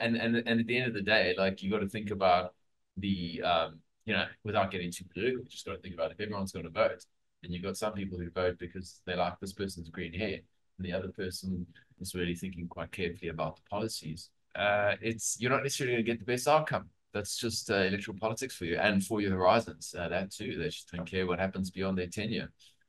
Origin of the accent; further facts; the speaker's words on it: South Africa; now in Australia; I'm coming from South Africa